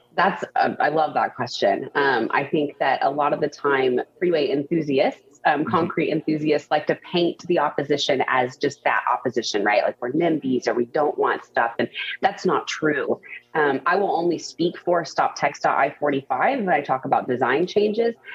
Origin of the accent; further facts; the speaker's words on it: The Woodlands, Texas, United States; now in Houston, United States; I grew up in the Woodlands, which is a northwest suburb